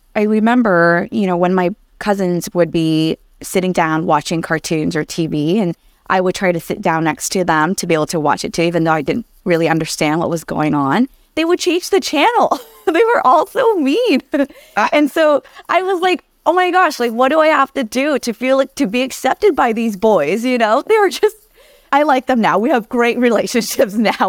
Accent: Anaheim, California, United States; English is a second language; also born or lived in Vietnam; up until sixth grade, I, I grew up in Anaheim

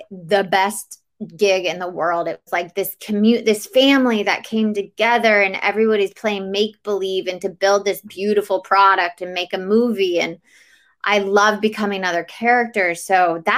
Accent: Atlanta, Georgia, United States; I'm from Atlanta, Georgia. I grew up in the South in the US

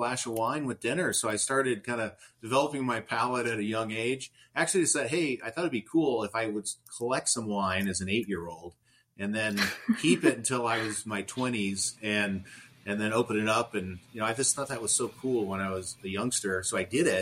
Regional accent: Indiana, United States; also born or lived in Wales; I grew up in Indiana, actually, and my dad was a professor at Purdue University

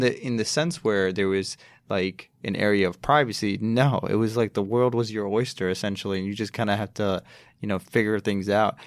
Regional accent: Chicago, Illinois, United States; I grew up in Chicago.

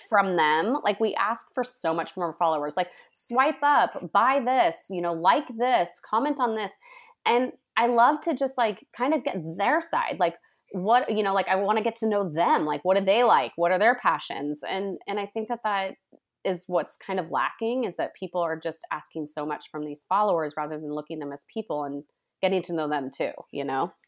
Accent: Sonoma County, California, United States; I was born and raised in Sonoma County, which is near Napa, um, in wine country

